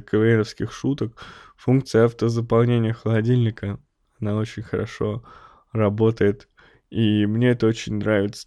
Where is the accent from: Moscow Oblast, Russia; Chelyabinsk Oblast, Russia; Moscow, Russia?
Chelyabinsk Oblast, Russia; Snezhinsk; moved away; я родом из Снежинска, это маленький закрытый город под Челябинском